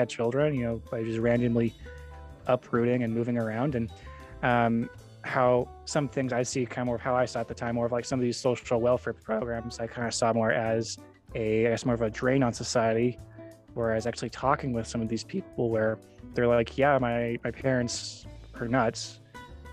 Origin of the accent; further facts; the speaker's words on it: Arizona, United States; moved away as an adult; also born or lived in Idaho; I grew up in Arizona, but then went to Idaho